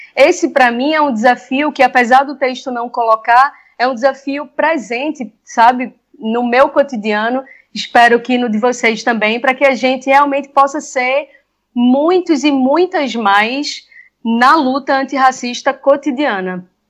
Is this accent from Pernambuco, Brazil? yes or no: yes; Recife, Pernambuco, Brazil; como recifense, nascida e criada na periferia entre Recife e Camaragibe